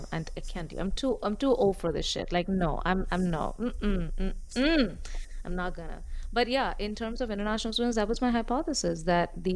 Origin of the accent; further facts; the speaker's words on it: India; moved away; I come from India